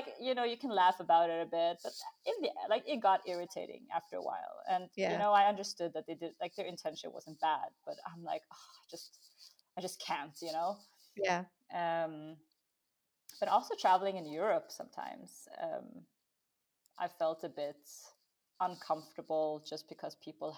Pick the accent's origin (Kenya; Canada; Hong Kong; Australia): Hong Kong; born there; because I was born in Hong Kong